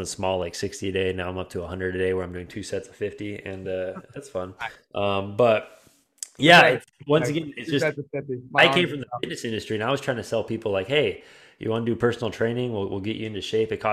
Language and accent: English; California, United States; moved away as an adult; now in Utah, United States; I'm originally from California. So I lived there. I moved here out here to Utah a little over two years ago